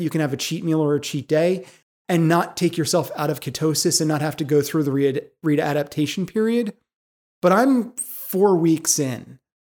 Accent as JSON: {"language": "English", "town": "Philadelphia", "region": "Pennsylvania", "country": "United States", "said": "I'm from Philadelphia. I drop Gs all the time."}